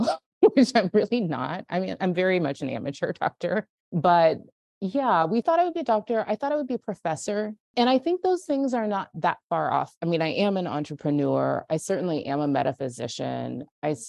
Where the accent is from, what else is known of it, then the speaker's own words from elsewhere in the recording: Central Valley, California, United States; I grew up in California in the Central Valley, in like kind of farmland, corporate farmland, and oil country